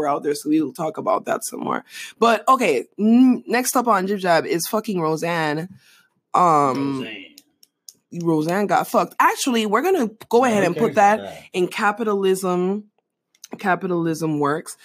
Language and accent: English; Panama; now in United States; Growing up in Panama